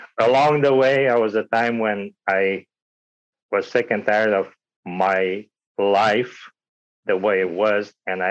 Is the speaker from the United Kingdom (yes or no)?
no; Romania; moved away; I was born in Romania, you know, under the communist regime at the time.